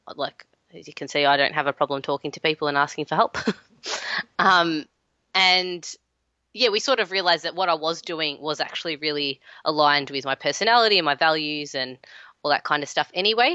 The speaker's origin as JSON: {"language": "English", "town": "Melbourne", "region": "Victoria", "country": "Australia", "tie": "born or raised there", "said": "I am in Melbourne, my hometown."}